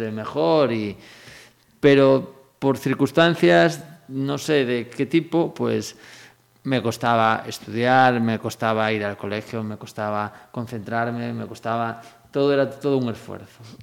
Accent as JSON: {"language": "Spanish", "town": "Moaña", "region": "Galicia", "country": "Spain", "tie": "born or raised there", "also_born_or_lived": "Ourense", "moved": "as an adult", "lives_now": "Vila de Cruces, Spain", "said": "me vine con siete años, mi conciencia pues hasta los 21 pues, pues fue, fue Moaña"}